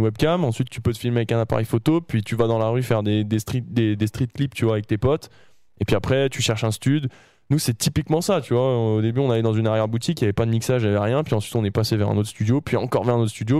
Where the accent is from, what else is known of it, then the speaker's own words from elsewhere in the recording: Saint-Étienne, Auvergne-Rhône-Alpes, France; les Stéphanois, je suis Stéphanois